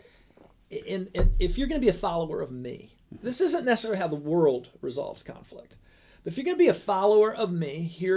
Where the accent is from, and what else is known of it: Sandwich, Illinois, United States; born or raised there